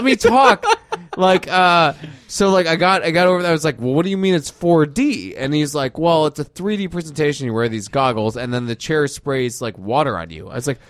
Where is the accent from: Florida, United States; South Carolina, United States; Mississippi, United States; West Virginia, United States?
Florida, United States; I'm from Florida. We only have fan boats.